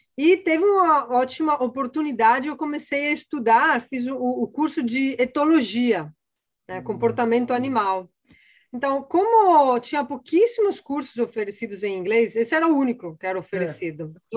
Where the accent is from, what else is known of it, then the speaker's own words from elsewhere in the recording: Padua, Veneto, Italy; Portuguese is a second language; moved away as an adult; also born or lived in Copenhagen, Denmark; now in Rio de Janeiro, Brazil; eu sou italiana, eu sou de, da cidade de Pádua, no norte da Itália bem pertinho de Veneza. Né? Então, eu nasci lá, minha família toda está lá ainda. Eu morei lá basicamente até 2003